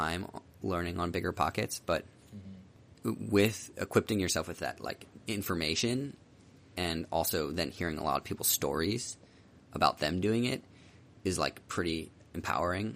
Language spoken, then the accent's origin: English; Philadelphia, Pennsylvania, United States; moved away as an adult; also born or lived in Virginia / Southern California; I'm from Philly